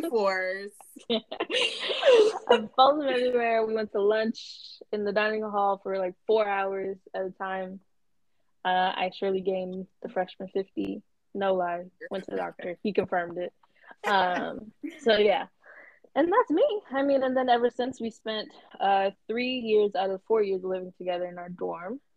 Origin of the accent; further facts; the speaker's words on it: Atlanta, Georgia, United States; I'm 24 from Atlanta